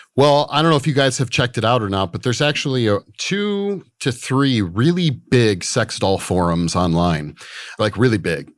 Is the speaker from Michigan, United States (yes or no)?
yes; Michigan, United States; moved away; I grew up in the Midwest in Michigan.